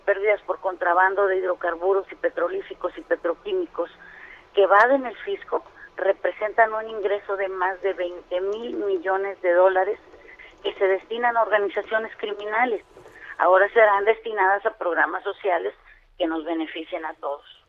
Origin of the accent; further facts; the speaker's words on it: Campeche, Mexico; yo vengo de Campeche